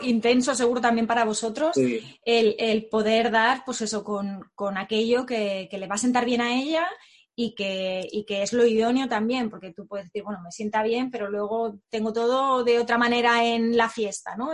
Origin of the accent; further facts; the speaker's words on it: Barcelona, Catalonia, Spain; él y yo somos de, Barcelona